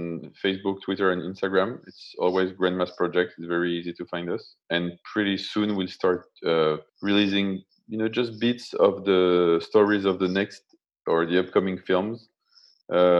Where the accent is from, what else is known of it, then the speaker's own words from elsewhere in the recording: France; I was raised in France